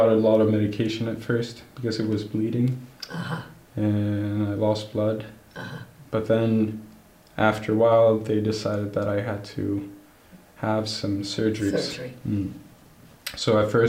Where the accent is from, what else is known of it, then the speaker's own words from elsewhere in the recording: Gothenburg, Västra Götaland, Sweden; I was born and raised here in Gothenburg with my family